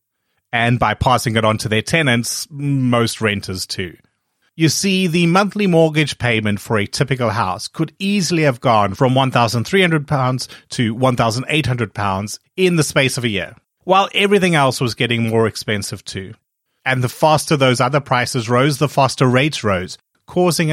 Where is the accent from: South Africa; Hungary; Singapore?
South Africa; now in United Kingdom; I grew up in South Africa at a time when mortgage interest rates were really high